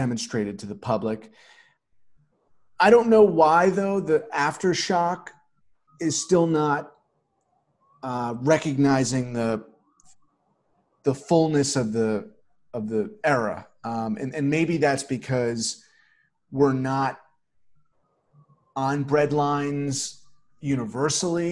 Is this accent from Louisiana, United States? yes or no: no; New York, United States; myself being a New Yorker